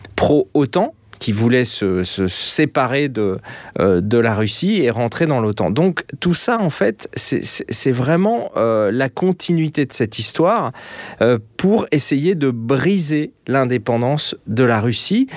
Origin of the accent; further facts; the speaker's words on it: France; moved away as an adult; now in Austria; moi je vis en Autriche, je suis français, mais je vis en Autriche